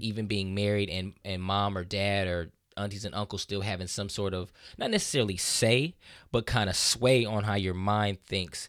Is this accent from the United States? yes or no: yes; Southern California, United States; I grew up in Southern California